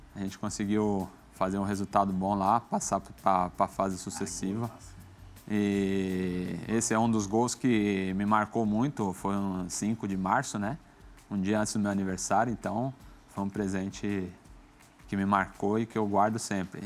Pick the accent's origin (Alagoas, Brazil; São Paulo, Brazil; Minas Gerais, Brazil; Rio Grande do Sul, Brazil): São Paulo, Brazil; moved away as an adult; also born or lived in Rome, Italy; Eu saí da Brasilândia, imagina, da favela.